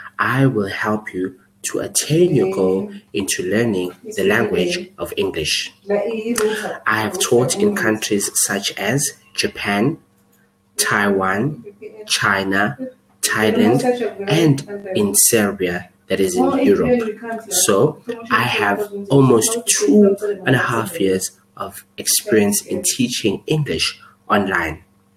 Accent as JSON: {"language": "English", "town": "Johannesburg", "region": "Gauteng", "country": "South Africa", "said": "I am from Johannesburg, South Africa."}